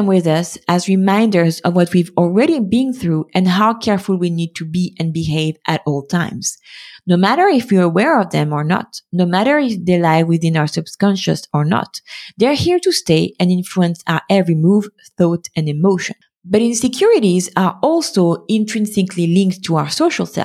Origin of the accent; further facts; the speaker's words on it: France; being born and raised in France in the middle of the 90s and 2000s